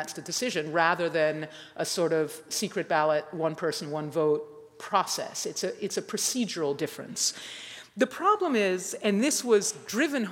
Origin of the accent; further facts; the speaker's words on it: Massachusetts, United States; I'm a citizen of the state of Massachusetts. I'm kind of proud of it. I always have been